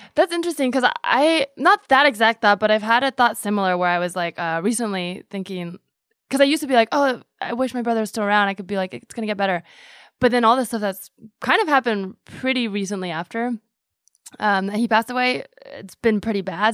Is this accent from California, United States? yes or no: yes; Palo Alto, California, United States; I grew up mm-hmm. in the Bay